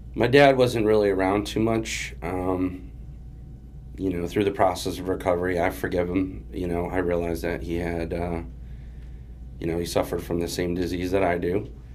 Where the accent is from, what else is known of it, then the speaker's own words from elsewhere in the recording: Springfield, Massachusetts, United States; also born or lived in Jacksonville, Florida / Agawam, Massachusetts / Chicopee, Massachusetts; I was born in Jacksonville, Florida, but we moved um, to Springfield, Mass, when I was. I think like I was like two or 3 mm-hmm. um, so I predominantly grew up in Springfield